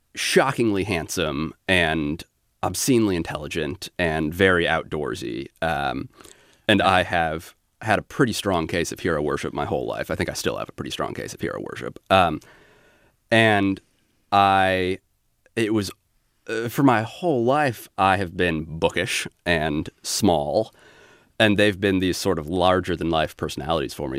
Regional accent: Alaska, United States; I grew up in Alaska

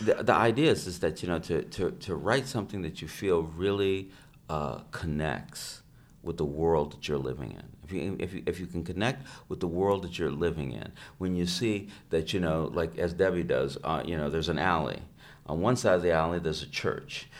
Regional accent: United States; I'm an American

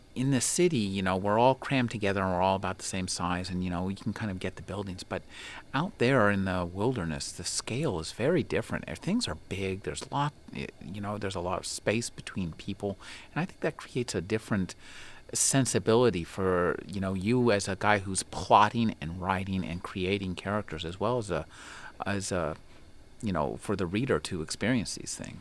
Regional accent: United States; I live in America or I'm an American

